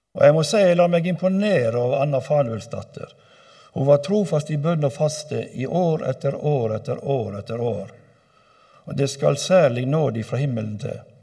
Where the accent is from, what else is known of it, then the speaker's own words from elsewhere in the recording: Øygarden, Vestland, Norway; hjemme i Øygarden, der jeg kommer ifra